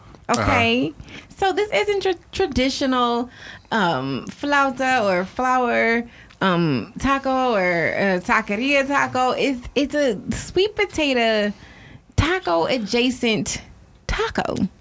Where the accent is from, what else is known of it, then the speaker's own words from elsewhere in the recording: United States; I'm an American